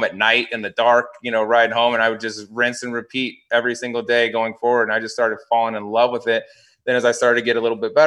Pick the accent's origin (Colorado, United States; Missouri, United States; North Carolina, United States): Colorado, United States; Fort Collins; now in Scottsdale, United States; I grew up in Fort Collins, which is just a little bit north of that.